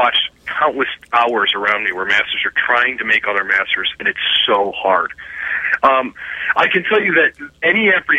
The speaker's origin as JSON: {"language": "English", "town": "Cleveland", "region": "Ohio", "country": "United States", "said": "I was a kid from Cleveland, Ohio"}